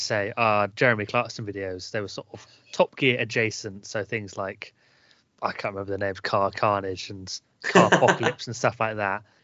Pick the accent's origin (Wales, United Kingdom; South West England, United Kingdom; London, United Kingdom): South West England, United Kingdom; Northwest Wiltshire; accent: Northwest Wiltshire; my Northwest Wiltshire accent